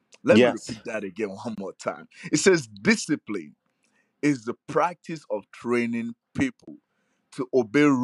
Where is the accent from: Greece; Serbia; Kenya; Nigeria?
Nigeria; I grew up in Nigeria